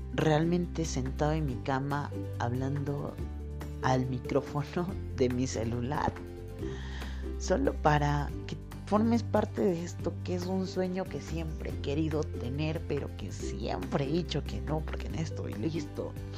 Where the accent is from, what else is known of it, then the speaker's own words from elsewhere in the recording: Colombia; now in Quito, Ecuador; Soy de Colombia, vivo acá en Ecuador, en la ciudad de Quito